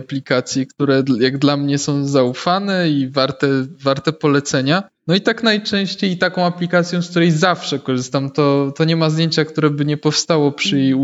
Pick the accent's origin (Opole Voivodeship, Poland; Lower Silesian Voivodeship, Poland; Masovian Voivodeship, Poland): Masovian Voivodeship, Poland; Warsaw; jestem z Warszawy